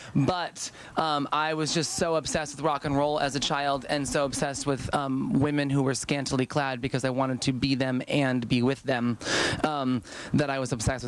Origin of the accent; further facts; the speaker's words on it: Chicago, Illinois, United States; moved away; I grew up in Chicago, actually.